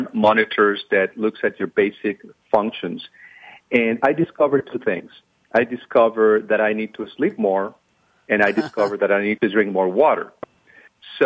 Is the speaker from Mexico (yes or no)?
yes; Mexico; moved away; I'm originally from Mexico